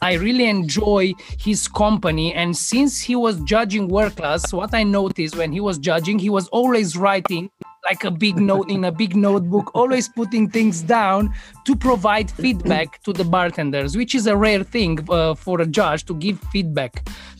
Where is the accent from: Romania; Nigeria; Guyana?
Romania; born or raised there